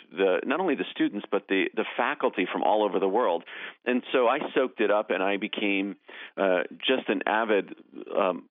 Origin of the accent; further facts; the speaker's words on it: Davidson, North Carolina, United States; moved away; also born or lived in upstate New York / Winston-Salem, North Carolina; I grew up in Davidson, actually, right in Davidson. My family moved there when I was 11 years old from upstate New York